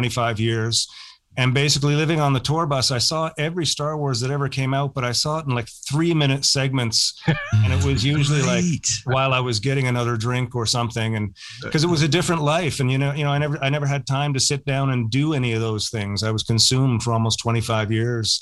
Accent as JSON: {"language": "English", "town": "St. John's", "region": "Newfoundland and Labrador", "country": "Canada", "tie": "born or raised there", "said": "I grew up in St. John's"}